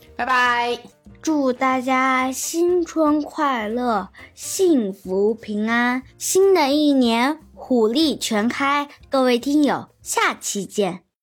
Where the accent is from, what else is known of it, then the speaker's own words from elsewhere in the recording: China; 我们中国人的这个吃蔬菜的观念